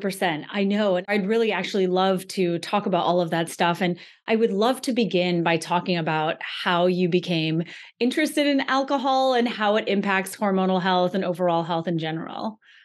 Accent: Antigua & Barbuda; I come from Antigua in the Caribbean, and it's a culture where everyone drinks

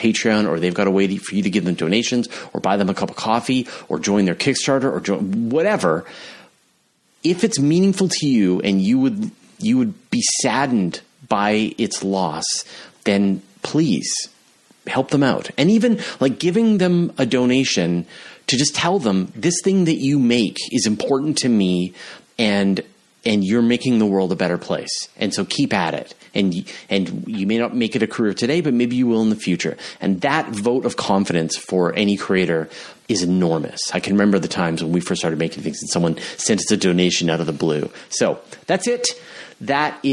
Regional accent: Canada; I'm from Canada

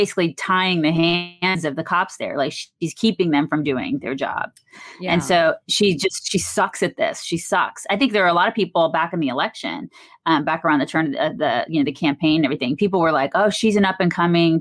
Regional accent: Atlanta, Georgia, United States; I grew up in Atlanta

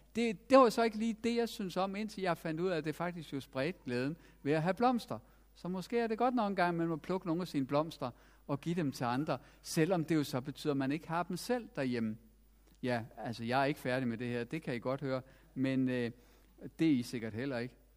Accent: Denmark; vi har også som danskere

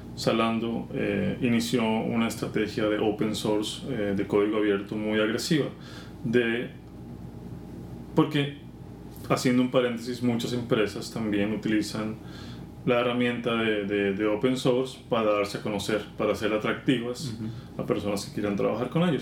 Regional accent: Bogotá, Colombia; moved away; yo soy colombiano, nací y crecí en Bogotá

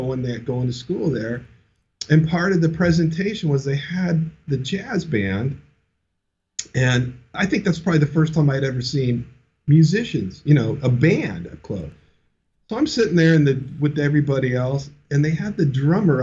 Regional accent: Orange County, Southern California, United States; I grew up in Orange County for the most part, the OC

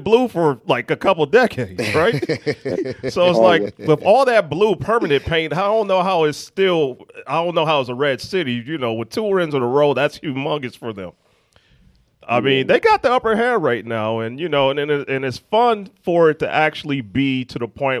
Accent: Los Angeles, California, United States; me and Coach Will, we're from Pacoima.

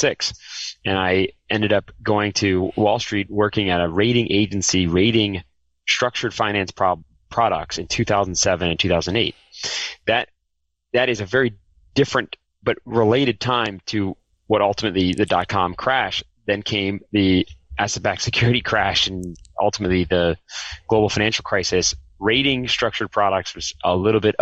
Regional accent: New York, United States; I grew up just outside of New York City, spent my whole career in the New York City area

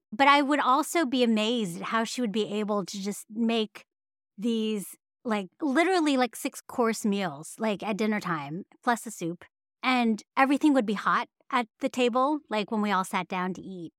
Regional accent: San Francisco Bay Area, California, United States; growing up in the San Francisco Bay Area

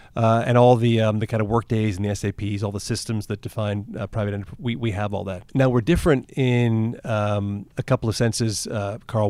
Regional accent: Toronto, Ontario, Canada; I grew up in Toronto. Uh, I lived in Toronto, um, till going to university.

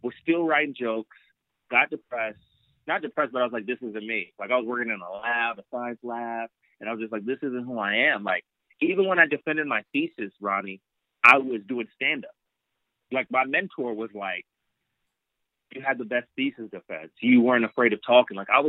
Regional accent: Los Angeles, California, United States; I was born and raised in L.A.

